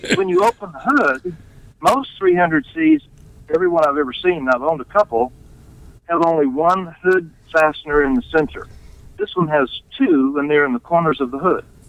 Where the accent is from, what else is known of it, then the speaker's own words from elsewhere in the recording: Tulsa, Oklahoma, United States; I'm from Tulsa